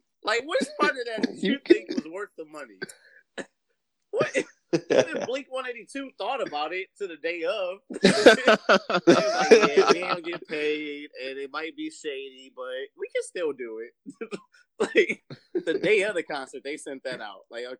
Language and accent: English; Chicago, Illinois, United States; No, I was born in Chicago. I was raised in Chicago.